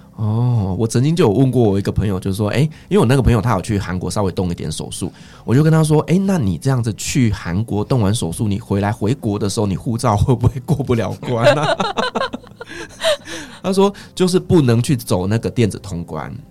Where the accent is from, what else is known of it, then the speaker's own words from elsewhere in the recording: Taiwan; also born or lived in Syria / Turkey; 这个就很像我们在台湾